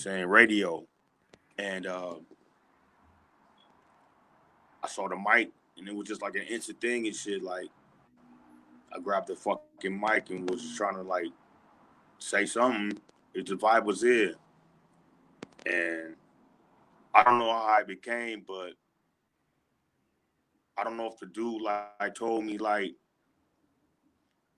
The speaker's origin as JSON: {"language": "English", "town": "San Diego", "region": "California", "country": "United States", "tie": "born or raised there", "said": "I'm originally from San Diego, California, born and raised"}